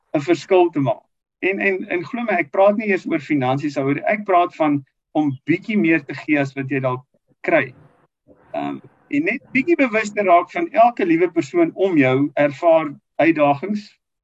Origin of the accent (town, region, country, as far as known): South Africa